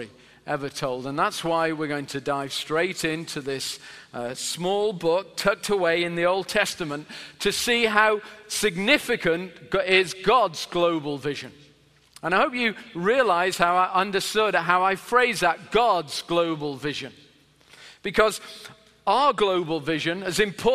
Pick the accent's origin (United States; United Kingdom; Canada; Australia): United Kingdom; Sheffield, Yorkshire and the Humber; I'm from England, which is in and a particular city called Sheffield, which is in the north of England